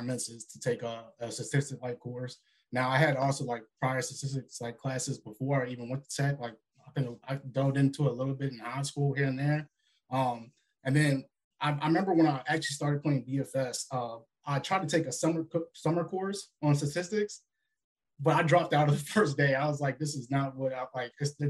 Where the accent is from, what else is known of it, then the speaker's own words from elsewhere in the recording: Richmond, Virginia, United States; I'm from Richmond, Virginia, so Central Virginia